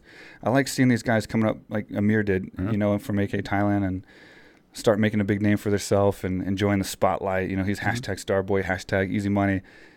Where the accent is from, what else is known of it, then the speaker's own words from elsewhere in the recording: Texas, United States; Well, we're from Texas